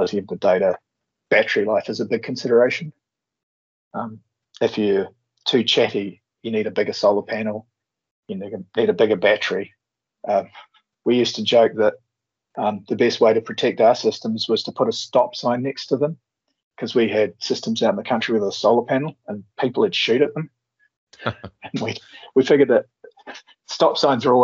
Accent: New Zealand; the standard Antipodean thing

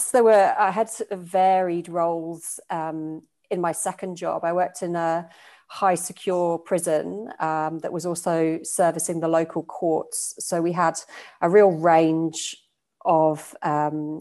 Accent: United Kingdom; moved away as an adult; now in Australia; you probably pick up from my accent. I'm from the UK originally

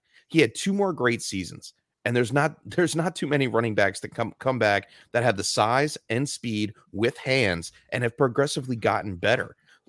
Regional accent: California, United States; I am from California, and I am the Terminator.

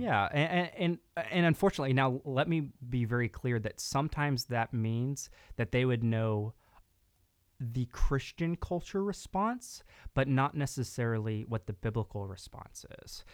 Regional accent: Texas, United States; also born or lived in Dallas; grew up part of my, uh, part of my life in East Texas, part in West Texas, and then kinda the rest of my life in Dallas, Fort Worth area

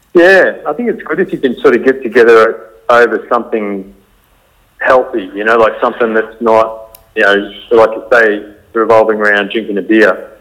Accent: Australia; our Western culture of growing up in Australia

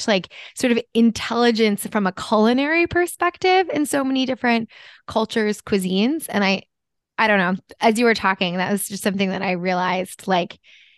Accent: New Jersey, United States; moved away; also born or lived in Japan; And I'm originally from New Jersey and I'm Italian.

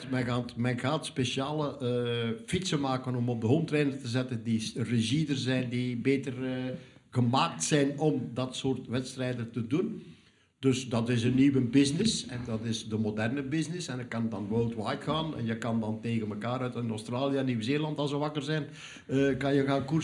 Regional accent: Flanders, Belgium; Maar dan komt het wat wij dan noemen als Vlamingen het echte koersen, het echte werk

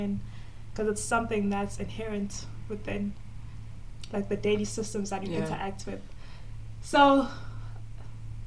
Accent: South Africa; I am from South Africa and I'm currently studying my master's in development

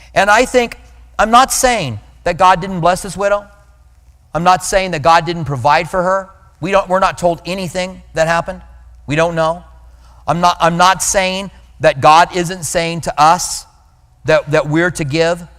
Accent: Albuquerque, New Mexico, United States; moved away; I grew up in Albuquerque

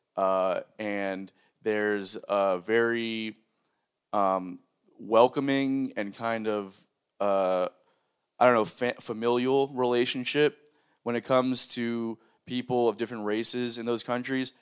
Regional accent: South Florida, United States; moved away; I grew up in South Florida

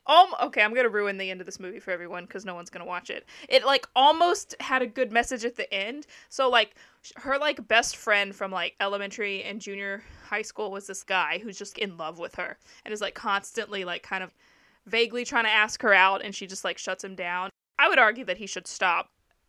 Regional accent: Southern United States, United States; I also like The Walking Dead because I'm from the South, and they're set in Atlanta, which is not near where I'm from

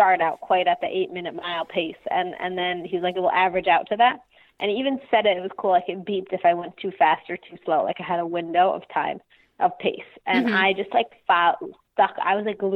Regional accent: Passaic, New Jersey, United States; I grew up in New Jersey, actually in Passaic, northern New Jersey

